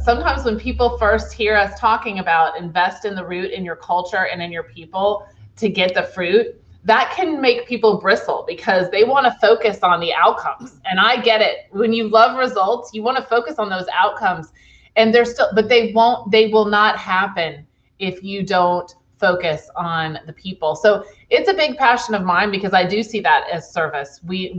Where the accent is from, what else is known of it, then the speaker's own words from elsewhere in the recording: Charlottesville, Virginia, United States; born there; also born or lived in Fredericksburg, United States / Orlando, United States / San Francisco Bay Area; I was born in Charlottesville, Virginia, and then I lived in a few different places. Fredericksburg, Virginia. I lived in Florida, Orlando, Florida. I lived in Northern Virginia.